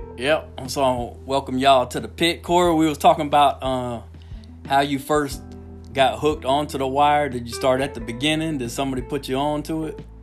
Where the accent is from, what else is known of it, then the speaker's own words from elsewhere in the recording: Miami, Florida, United States; moved away; also born or lived in Minot, North Dakota; I grew up in Miami, Al, and it was a single mom and food stamps, government cheese.